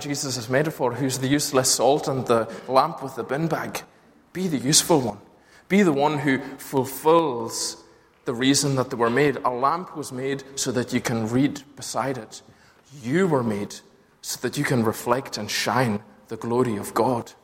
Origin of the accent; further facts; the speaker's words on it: Lewis, Scotland, United Kingdom; growing up in Lewis, which wasn't as plagued by streetlights as Glasgow and its suburbs are.